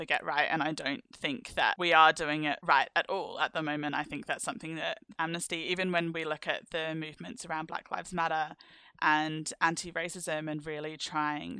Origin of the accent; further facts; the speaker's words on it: London, United Kingdom; I'm from the UK and because I'm from London